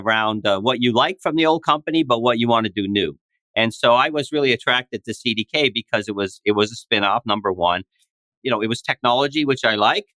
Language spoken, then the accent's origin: English; East Coast Canada, Atlantic Canada, Canada; moved away as an adult; now in United States; I grew up in East Coast Canada in a small town